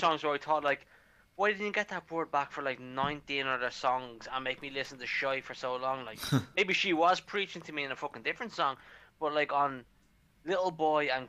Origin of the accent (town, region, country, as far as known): Ireland